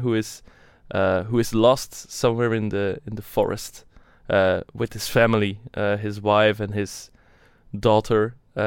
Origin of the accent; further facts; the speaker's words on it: Brussels, Brussels-Capital Region, Belgium; I'm from Brussels. I live in Brussels.